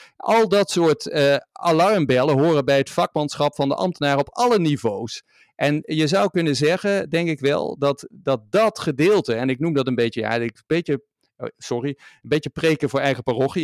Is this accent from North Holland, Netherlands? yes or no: no; Maastricht, Limburg, Netherlands; de stad waar ik vandaan kom en waar ik nu ook weer woon